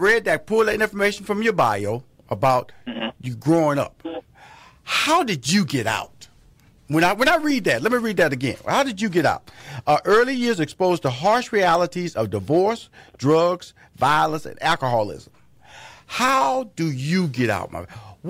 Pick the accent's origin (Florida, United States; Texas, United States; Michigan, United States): Texas, United States; Houston; because, you know, I came from Fifth Ward, you know. It's one of the more impoverished